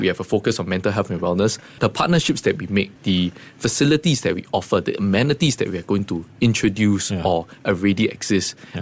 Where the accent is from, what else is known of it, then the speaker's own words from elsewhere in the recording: Singapore; growing up in Singapore